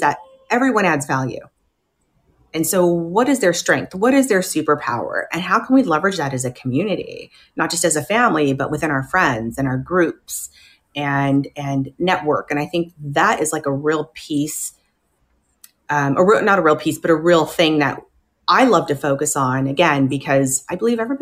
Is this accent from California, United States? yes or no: yes; Riverside, California, United States; we're from Riverside, California, super small town.